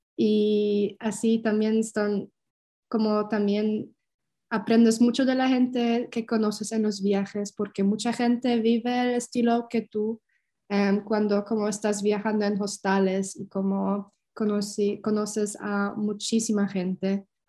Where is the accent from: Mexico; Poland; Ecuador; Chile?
Poland; Spanish is a second language; moved away as an adult; also born or lived in Germany; regresar a, Polonia para estar cerca de mi familia